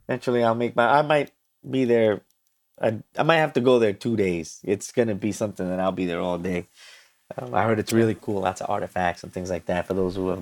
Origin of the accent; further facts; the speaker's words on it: New York City, New York, United States; I'm from New York City